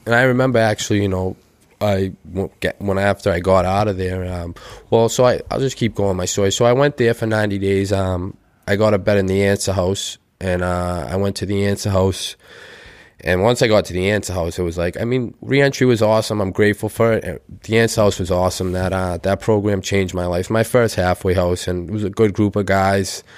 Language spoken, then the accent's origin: English; Weymouth, Massachusetts, United States; I grew up in North Weymouth